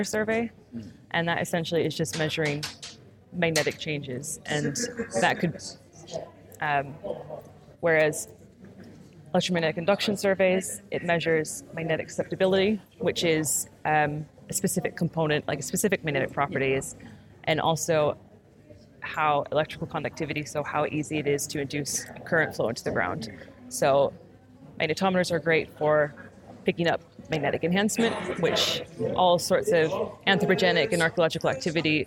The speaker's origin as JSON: {"language": "English", "region": "Minnesota", "country": "United States", "tie": "born or raised there", "moved": "yes", "lives_now": "Bradford, United Kingdom", "said": "I'm from Minnesota in the U.S., and it's not very far from the geographic center of North America"}